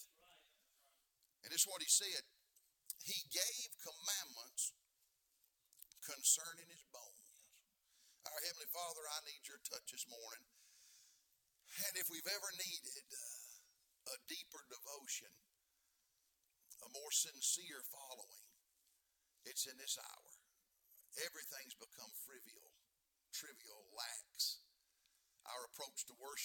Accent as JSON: {"language": "English", "region": "the South", "country": "United States", "tie": "born or raised there", "said": "I grew up in the South, and I'm proud of it and unapologetic about it"}